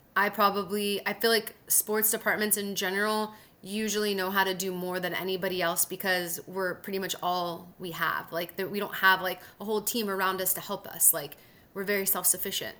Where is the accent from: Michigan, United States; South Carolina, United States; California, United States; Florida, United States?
California, United States; Southern; moved away as an adult; also born or lived in Mississippi / Huntsville, Alabama; now in Sacramento, United States; I'm from Southern California